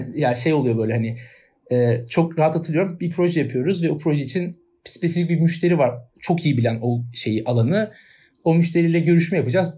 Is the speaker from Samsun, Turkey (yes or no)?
no; Istanbul, Turkey; Ben doğumuyla İstanbulluyum.